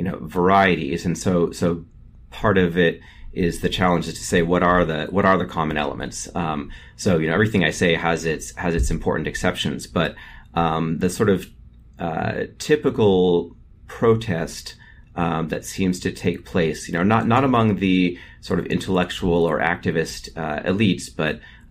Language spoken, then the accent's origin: English; California, United States; So I grew up in California in the San Francisco Bay Area, which has always had a lot of people from all around Asia.